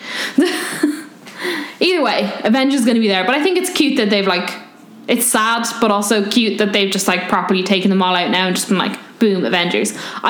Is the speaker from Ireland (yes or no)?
yes; Ireland; as Irish people